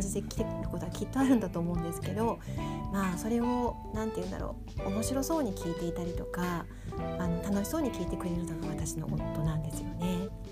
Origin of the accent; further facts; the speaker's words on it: Tokyo, Japan; accent: Edokko; moved away; 東京出身